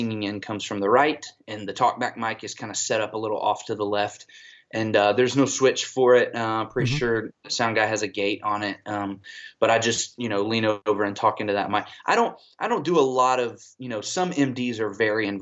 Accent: Atlanta, Georgia, United States; moved away as an adult; also born or lived in South Carolina; now in Fayetteville, United States; I'm originally from Atlanta, Georgia. We moved back to Georgia, the Atlanta area, when I was in 8th grade

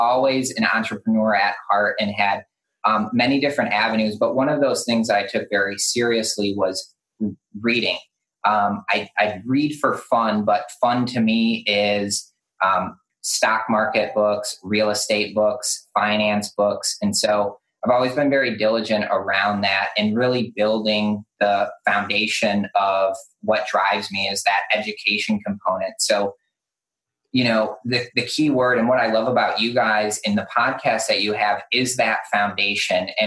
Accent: Detroit, Michigan, United States; now in Charleston, United States; I grew up in Detroit, and I always said to myself, when I'm out of here, I'm not going to move to a place where there's winter or snow

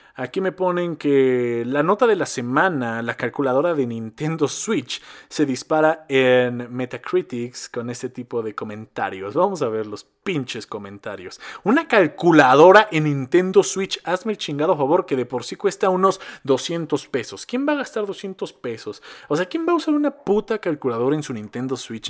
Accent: Mexico; accent: Mexico City accent; yo soy de Cardos. Yo soy de Cardos. Está muy cerca de la Ciudad de México, pero no soy de la Ciudad de México. Pero tenemos el mismo acento, más o menos

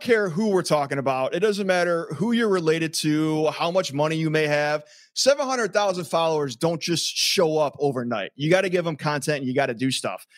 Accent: Lakewood, Ohio, United States; I grew up in Lakewood

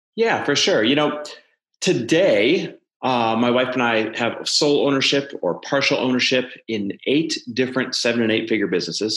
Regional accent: Midwest, United States; moved away; I'm Midwest born and raised

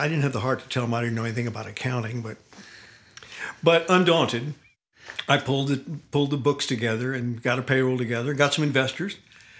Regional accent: San Antonio, Texas, United States; also born or lived in Massachusetts; I grew up in San Antonio, and I started playing professionally, really, when I was 12

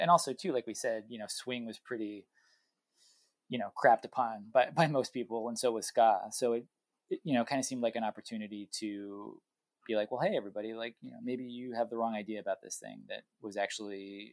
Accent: New England, United States; I'm from New England

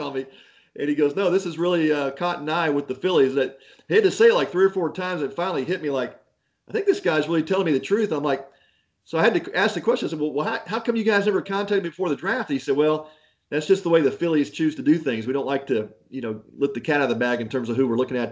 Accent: Houston, Texas, United States; growing up in Houston

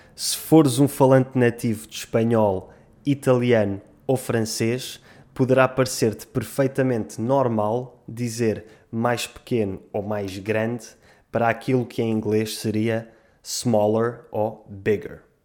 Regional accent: Portugal; em Portugal dizemos

